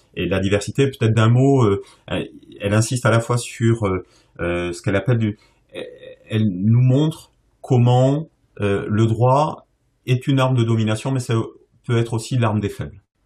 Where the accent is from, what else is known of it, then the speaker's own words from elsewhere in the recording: Bordeaux, Nouvelle-Aquitaine, France; moved away; ma région d'origine